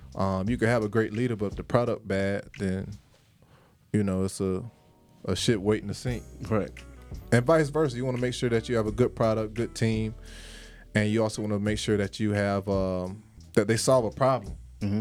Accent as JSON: {"language": "English", "town": "Jacksonville", "region": "Florida", "country": "United States", "tie": "born or raised there", "moved": "as an adult", "lives_now": "Atlanta, United States", "said": "I'm from from Jacksonville, Florida. Me and Smitty, we played. Uh, shout out to First Coast High School"}